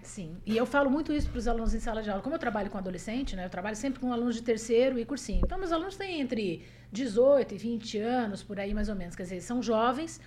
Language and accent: Portuguese; Paraná, Brazil; also born or lived in Presidente Prudente, São Paulo; eu nasci em Presidente Prudente, no estado de São Paulo, mas eu vim para o Paraná com quatro anos